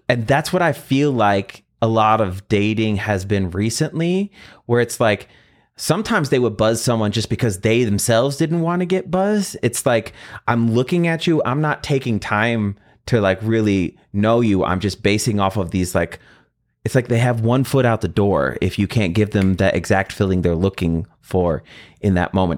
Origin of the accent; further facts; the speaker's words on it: Midwest, United States; I'm from the Midwest.